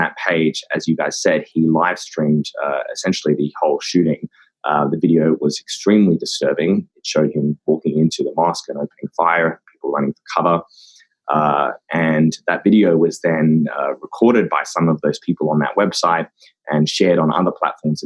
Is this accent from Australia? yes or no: yes; Australia; I'm from Australia